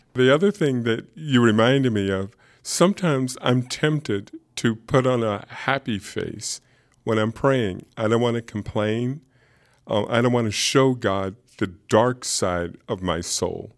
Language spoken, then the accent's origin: English; Alexandria, Virginia, United States; also born or lived in upstate New York; now in Augusta, United States; I grew up in Alexandria, Virginia. and spend most of my life in upstate New York